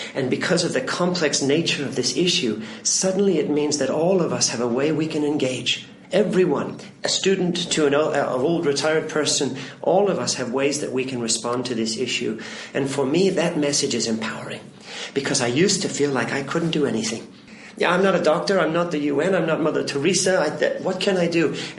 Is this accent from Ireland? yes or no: no; Philippines; My whole childhood, I had the privilege of seeing a lot of places in need. I grew up in the Philippines.